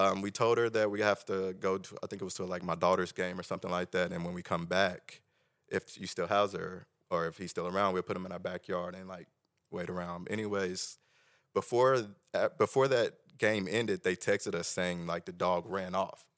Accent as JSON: {"language": "English", "town": "Tulsa", "region": "Oklahoma", "country": "United States", "tie": "born or raised there", "said": "Tulsa Union. I'm originally from Tulsa."}